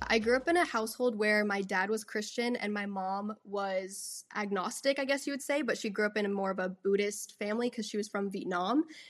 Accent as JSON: {"language": "English", "town": "Austin", "region": "Texas", "country": "United States", "tie": "born or raised there", "said": "I was born in Austin and then grew up here ever since. I've never moved out of the state, out of the city or anything"}